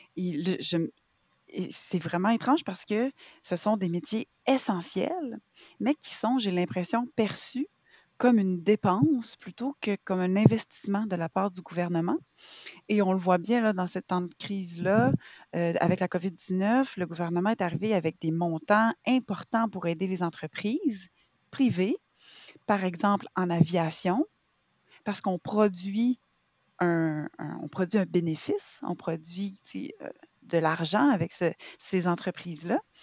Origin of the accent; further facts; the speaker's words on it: Quebec, Canada; je suis québécoise, j'ai 37 ans